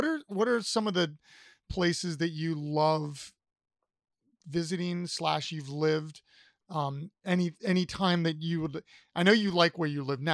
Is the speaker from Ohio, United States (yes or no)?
yes; Columbus, Ohio, United States; moved away; I'm from Columbus originally